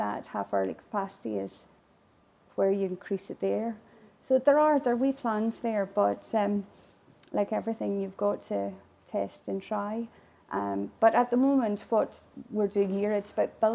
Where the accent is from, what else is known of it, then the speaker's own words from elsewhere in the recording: Ireland; first language Irish; English is a second language; now in Glasgow, United Kingdom; As an Irish woman